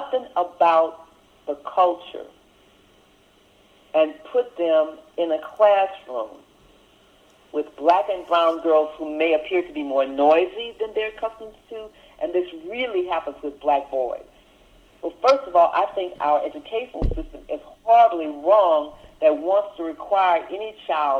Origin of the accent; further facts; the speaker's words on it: Lake Charles, Louisiana, United States; now in Raleigh-Durham, United States; Where I grew up in Lake Charles, Louisiana